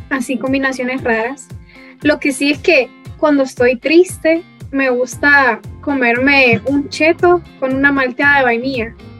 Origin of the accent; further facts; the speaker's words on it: Honduras; nosotras em, diéramos la cara como ciudadanas hondureñas